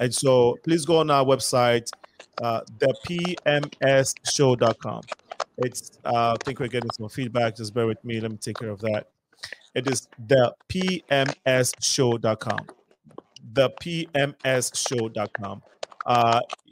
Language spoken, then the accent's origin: English; Ghana; now in Chicago, United States; as a Ghanaian